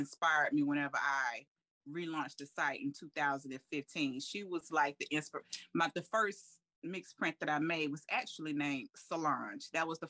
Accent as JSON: {"language": "English", "region": "North Carolina", "country": "United States", "also_born_or_lived": "Raleigh, North Carolina", "said": "I am from North Carolina. I still reside in North Carolina, but I now live in the Raleigh area."}